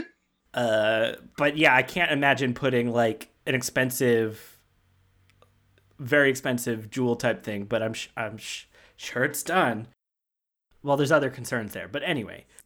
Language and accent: English; Georgia, United States; my my like childhood growing up amusement park was Six Flags over Georgia